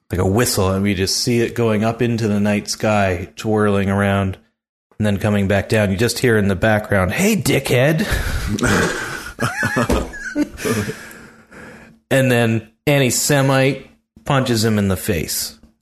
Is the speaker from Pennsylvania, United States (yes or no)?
yes; near Philadelphia, Pennsylvania, United States; I grew up near Philly